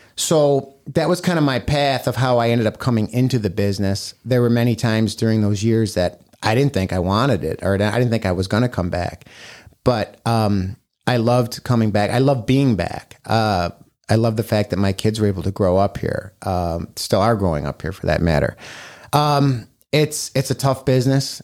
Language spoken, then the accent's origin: English; Batavia, United States; also born or lived in Sacramento, California; I grew up in Batavia. I went to Batavia High School